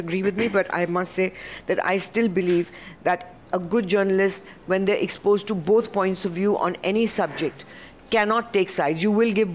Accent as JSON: {"language": "English", "country": "India", "also_born_or_lived": "New York", "moved": "yes", "said": "I'm an Indian who's come back to this country"}